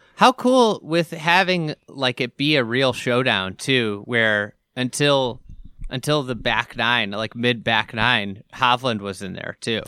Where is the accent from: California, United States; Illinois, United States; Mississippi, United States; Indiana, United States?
Illinois, United States; Chicago; this is my hometown event